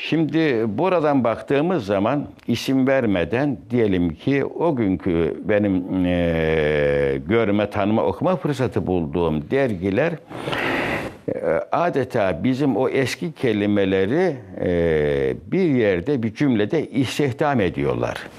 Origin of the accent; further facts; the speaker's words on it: Kayseri Province, Turkey; moved away; Kayseri'nin merkez bir köyünde Çevril veya Çivril adıyla alınan Orada doğdum